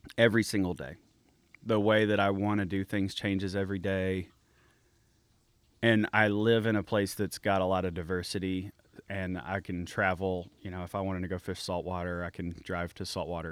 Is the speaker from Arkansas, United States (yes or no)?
yes; Arkansas, United States; I'm from Arkansas